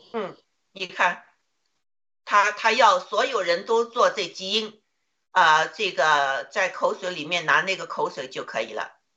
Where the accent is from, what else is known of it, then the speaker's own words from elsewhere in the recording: China; 我们中国人